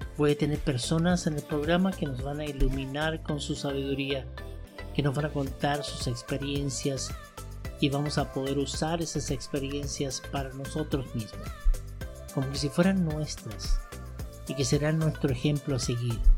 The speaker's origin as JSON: {"language": "Spanish", "town": "Santiago", "region": "Santiago Metropolitan Region", "country": "Chile", "moved": "as an adult", "lives_now": "United States", "said": "regresando a Santiago de Chile"}